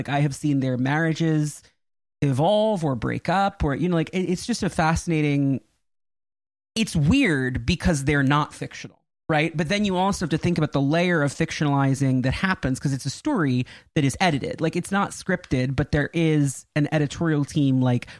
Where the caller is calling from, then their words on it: Westchester, New York, United States; Westchester, New York, about 20 minutes from Salem Center. I'm at my parents' house.